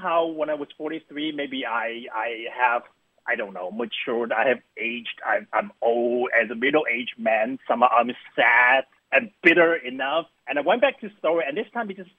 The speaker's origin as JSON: {"language": "English", "country": "Taiwan", "tie": "born or raised there", "moved": "yes", "said": "very much based on my hometown, my actual experiences of growing up in this hometown"}